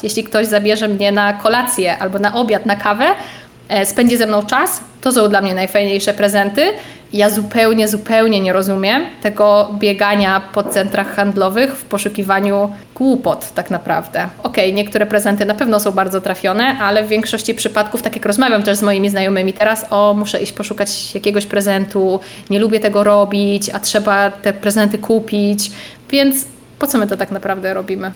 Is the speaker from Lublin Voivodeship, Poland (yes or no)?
yes; Lublin Voivodeship, Poland; moved away; pochodzę z małej wsi na Lubelszczyźnie